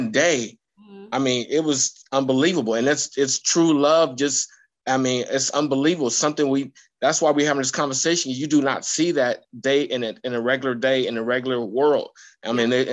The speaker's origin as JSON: {"language": "English", "town": "Columbus", "region": "Ohio", "country": "United States", "tie": "born or raised there", "said": "I grew up in Columbus, Ohio"}